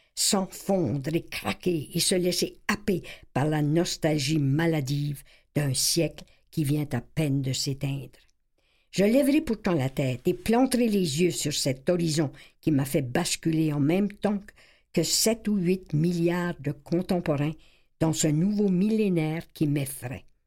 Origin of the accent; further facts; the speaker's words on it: Acadia, Canada; j'étais invitée en tant qu'Acadienne